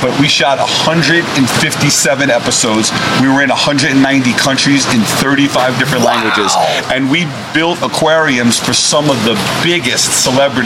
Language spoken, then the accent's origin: English; New York City, New York, United States; now in Las Vegas, United States; being from Brooklyn